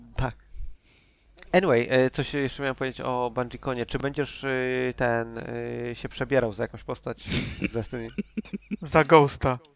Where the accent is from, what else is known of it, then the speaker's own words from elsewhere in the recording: Częstochowa, Silesian Voivodeship, Poland; ja jestem z Częstochowy